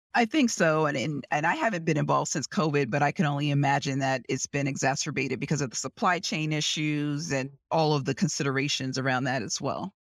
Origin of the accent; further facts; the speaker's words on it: New York City, New York, United States; moved away as an adult; also born or lived in Houston; now in Washington, D.C. area, United States; I grew up in New York City. in Manhattan, on the Lower East Side of Manhattan